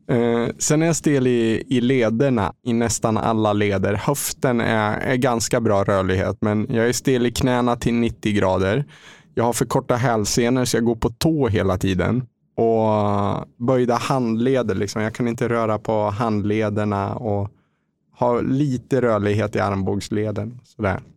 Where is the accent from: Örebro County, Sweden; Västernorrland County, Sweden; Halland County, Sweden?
Örebro County, Sweden; Lindesberg; moved away as an adult; now in Mölnlycke, Sweden; kommer jag ifrån en liten stad som heter Lindesberg, fyra mil norr om Örebro. Där jag har bott egentligen i hela min uppväxt fram till eh, jag fyllde 24.